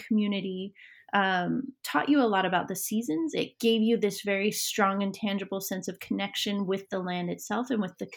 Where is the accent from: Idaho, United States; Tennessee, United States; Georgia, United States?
Idaho, United States; Fruitland; moved away as an adult; also born or lived in Emmett, Idaho; now in Northern Virginia, United States; the farming community where I grew up in Idaho as a young person. I lived in Fruitland, Idaho